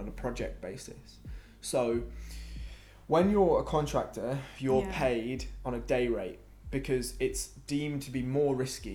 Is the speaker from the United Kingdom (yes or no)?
yes; Telford, West Midlands, United Kingdom; moved away as an adult; also born or lived in Wales; now in London, United Kingdom; So they moved to Telford and that's where I grew up. Telford's like 20 miles from Birmingham. Well, I spent most of my life in Telford. I was born in Wales, but when I was 3, I moved to Telford.